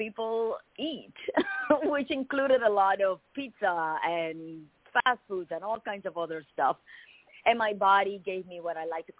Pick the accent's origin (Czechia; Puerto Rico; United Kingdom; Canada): Puerto Rico; moved away as an adult; now in United States; I was born and raised in Puerto Rico.